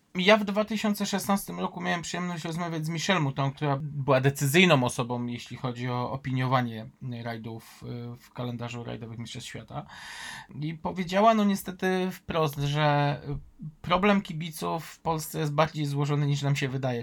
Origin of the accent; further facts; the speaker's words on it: Kraków, Lesser Poland, Poland; Ja jako Krakus